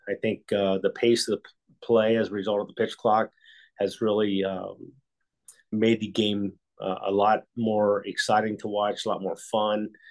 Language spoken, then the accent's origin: English; Ohio, United States; I grew up in Ohio